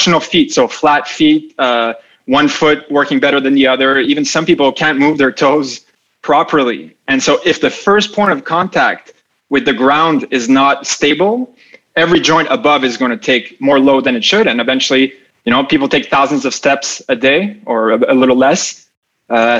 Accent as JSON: {"language": "English", "town": "Montreal", "region": "Quebec", "country": "Canada", "tie": "born or raised there", "also_born_or_lived": "Dubai", "said": "came back to Montreal, my hometown"}